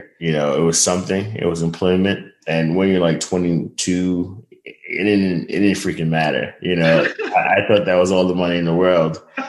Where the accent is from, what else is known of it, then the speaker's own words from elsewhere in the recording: Brooklyn, New York, United States; the only people that made it out of Coney Island was probably like Stephon Marbury. you know, so it was a rough upbringing.